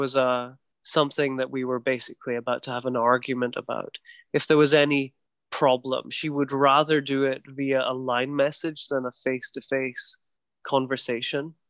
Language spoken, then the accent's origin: English; Scotland, United Kingdom; accent: very soft Scottish; now in Taiwan; my accent is quite soft, it's a very soft Scottish accent